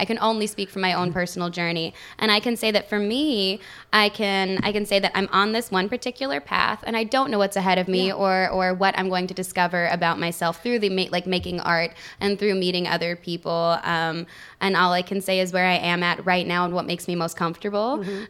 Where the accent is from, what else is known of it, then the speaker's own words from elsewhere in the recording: Oklahoma City, Oklahoma, United States; also born or lived in Salt Lake City, Utah; And I was raised in Oklahoma. Like Oklahoma City.